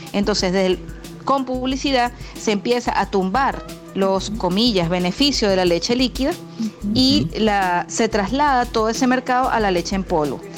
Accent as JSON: {"language": "Spanish", "country": "Venezuela", "said": "teníamos una fisionomía como venezolanos"}